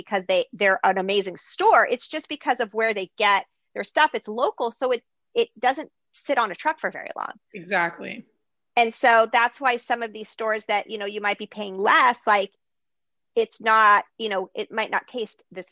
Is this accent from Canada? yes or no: no; Greece; moved away; I grew up like in Greece